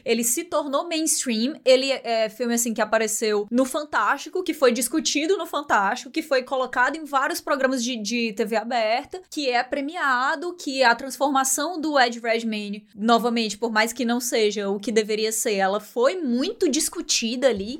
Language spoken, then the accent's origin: Portuguese; Ceará, Brazil; accent: cearense; eu sentia muito essa necessidade de tentar mascarar muito o meu sotaque em vários momentos, porque existia um estranhamento ainda muito grande com o sotaque cearense